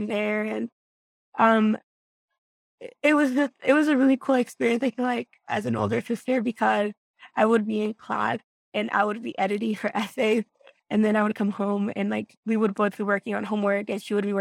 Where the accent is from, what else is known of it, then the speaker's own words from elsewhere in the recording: Greeley, Colorado, United States; also born or lived in Guanajuato, Mexico; here in my hometown, Greeley. So, growing up, we would drive by the university all the time